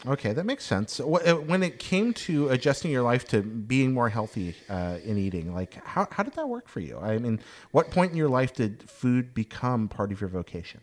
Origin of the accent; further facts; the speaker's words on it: Hickory, North Carolina, United States; the Hickory Crawdads were, were my hometown baseball team